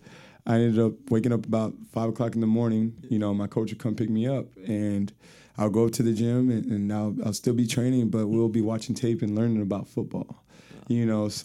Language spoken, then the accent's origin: English; Seguin, Texas, United States; also born or lived in San Antonio, Texas; Technically, I was born in San Antonio, but I was raised in Seguin, Texas